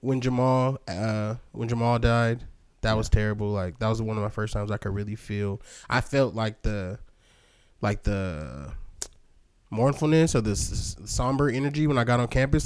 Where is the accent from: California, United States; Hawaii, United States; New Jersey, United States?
California, United States; San Bernardino; also born or lived in Los Angeles / Hawthorne / Santa Monica / Fontana; I'm from San Bernardino